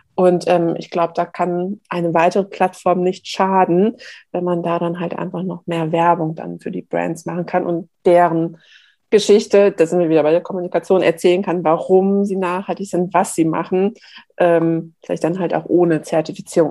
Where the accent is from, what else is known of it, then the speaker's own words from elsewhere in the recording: Hamburg, Germany; Bei uns in Hamburg